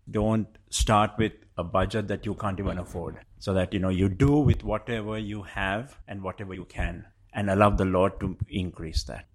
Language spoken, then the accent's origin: English; Sri Lanka; moved away as an adult; also born or lived in Colombo, Sri Lanka; now in London, United Kingdom; I come from Sri Lanka.